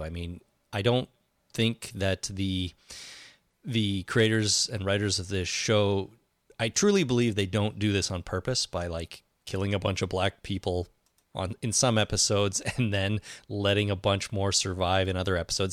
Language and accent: English; Canada; I'm Canadian.